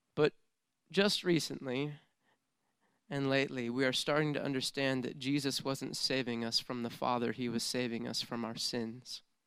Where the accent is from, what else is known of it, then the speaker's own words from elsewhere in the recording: United States; how good of a life I've had growing up in the United States of America